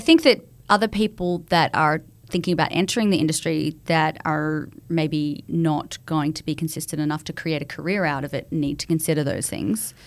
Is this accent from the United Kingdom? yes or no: no; Australia; moved away; I was coming across from Australia